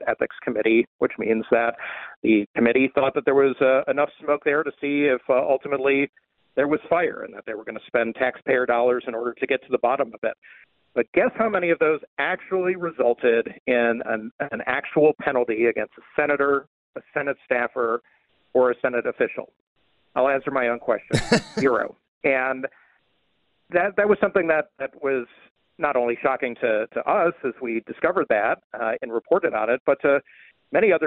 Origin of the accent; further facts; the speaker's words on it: Buffalo, New York, United States; now in Washington, D.C., United States; when I was growing up in the Buffalo area